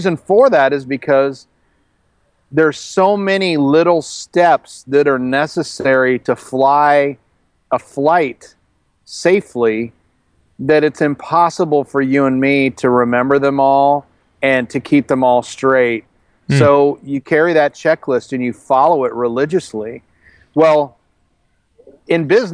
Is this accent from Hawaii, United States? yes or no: no; outside of Chicago, Illinois, United States; moved away as an adult; also born or lived in Colorado; in Illinois, where I grew up outside of Chicago